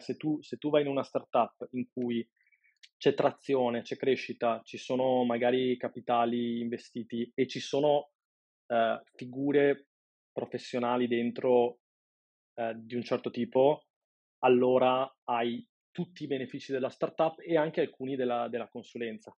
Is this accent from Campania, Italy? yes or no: no; Padua, Veneto, Italy; sono un padovano di 36 anni